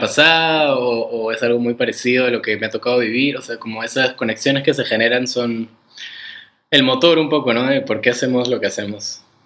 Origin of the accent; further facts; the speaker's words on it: Peru; soy peruano